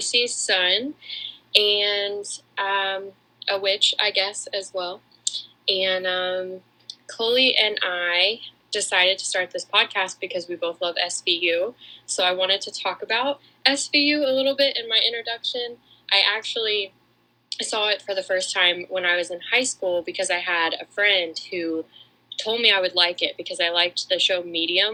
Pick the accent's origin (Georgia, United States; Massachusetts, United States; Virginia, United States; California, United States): Georgia, United States; Atlanta; I'm also from Atlanta